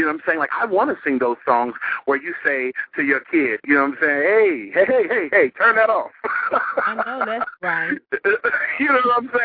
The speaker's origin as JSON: {"language": "English", "town": "Dallas", "region": "Texas", "country": "United States", "said": "I'm from Dallas."}